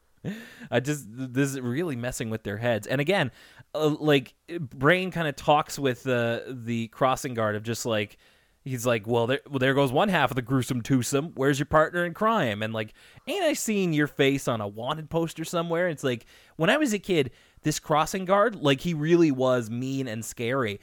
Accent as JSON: {"language": "English", "country": "Canada", "said": "as a Canadian"}